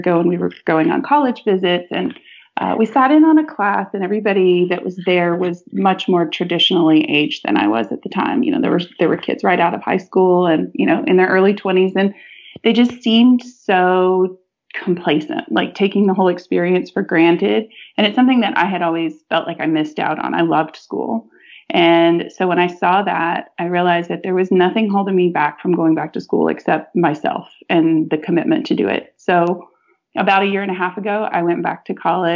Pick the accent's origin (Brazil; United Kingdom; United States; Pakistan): United States; Texas; I was born and raised in Texas